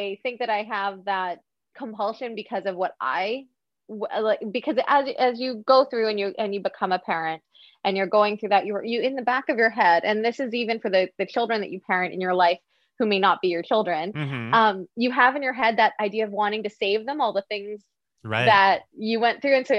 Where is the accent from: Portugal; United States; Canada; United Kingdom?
Canada; Montreal, Quebec; born in Montreal